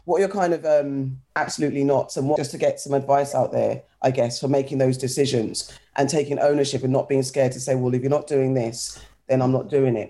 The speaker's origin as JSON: {"language": "English", "region": "London", "country": "United Kingdom", "tie": "born or raised there", "said": "being from London myself, I haven't lived anywhere else"}